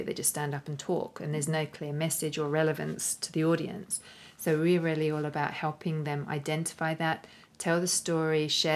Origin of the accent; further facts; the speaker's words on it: London, United Kingdom; moved away as an adult; now in Australia; here in London, which was originally my hometown, my original stomping ground before I moved to Australia.